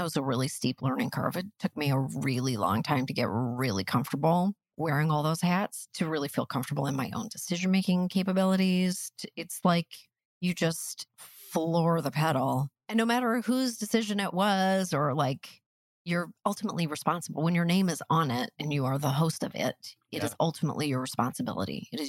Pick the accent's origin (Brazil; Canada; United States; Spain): Canada; we're pragmatic Canadian people working in entertainment.